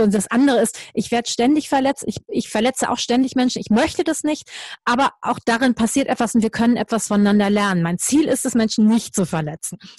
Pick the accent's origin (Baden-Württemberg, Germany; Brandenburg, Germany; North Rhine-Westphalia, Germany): North Rhine-Westphalia, Germany; Düsseldorf; Und ich denen gesagt habe, ich komme aus Düsseldorf